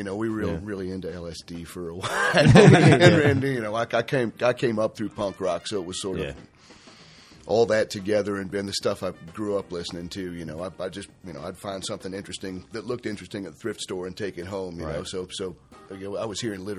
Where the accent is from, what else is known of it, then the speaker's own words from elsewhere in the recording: Fort Myers, Florida, United States; moved away; also born or lived in West Virginia; I was born in West Virginia, but grew up in South Florida, in Fort Myers, Florida.